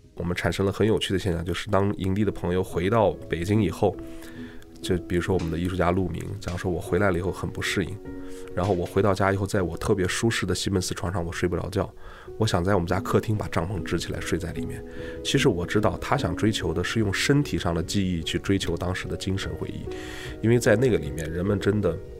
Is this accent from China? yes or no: yes; China; 我们中国人